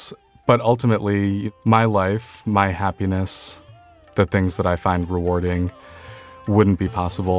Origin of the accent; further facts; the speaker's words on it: United States; I'm the child of immigrants. I'm a gay person. I'm a person of color. I'm an Indian American.